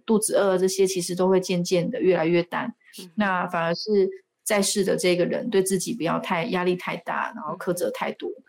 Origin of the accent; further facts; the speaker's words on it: Taiwan; 我们台湾人很喜欢把吃吃饱当成幸福